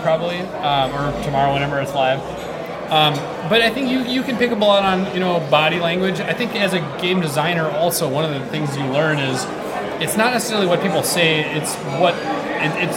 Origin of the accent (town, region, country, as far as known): United States